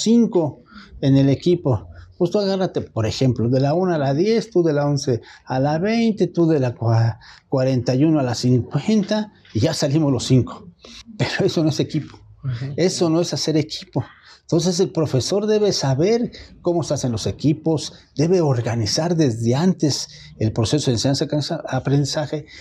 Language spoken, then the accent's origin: Spanish; Mexico; lo que somos mexicanos